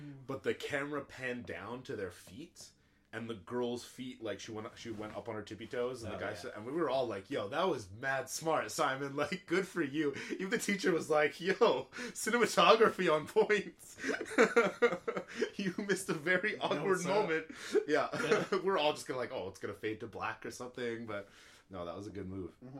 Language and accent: English; Canada; I want to learn something, may as well be French, I'm Canadian